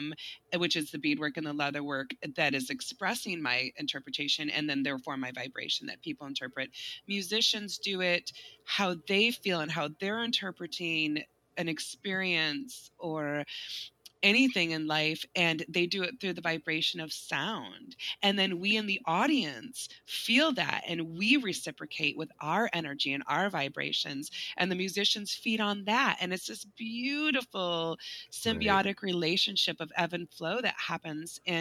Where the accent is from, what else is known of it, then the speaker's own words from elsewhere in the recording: West Michigan, United States; I grew up in West Michigan.